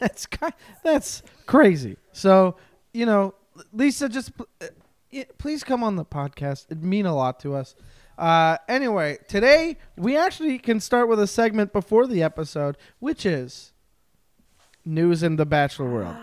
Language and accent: English; Montreal, Quebec, Canada; I am an East Coast boy. I am from Montreal.